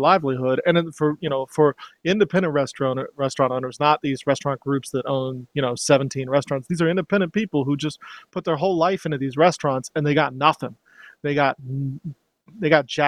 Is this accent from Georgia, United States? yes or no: yes; Georgia, United States; the values that I hold as a Southerner, as a Georgian